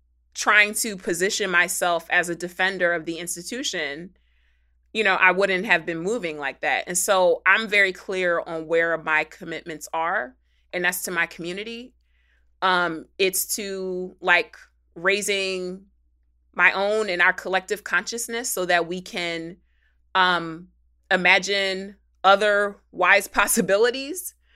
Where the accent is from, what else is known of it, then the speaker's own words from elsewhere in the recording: Philadelphia, Pennsylvania, United States; I'm from Philly.